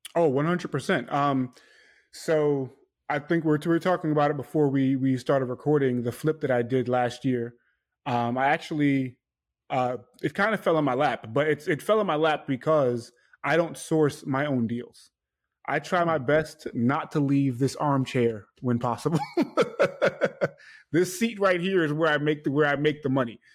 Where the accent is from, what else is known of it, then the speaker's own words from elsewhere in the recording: New York City, New York, United States; I'm from New York, from Queens, New York, Hollis, Queens